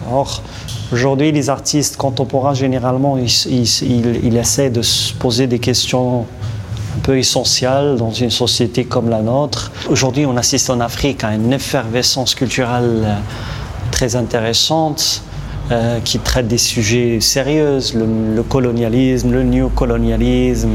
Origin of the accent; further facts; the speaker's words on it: Morocco; je suis marocain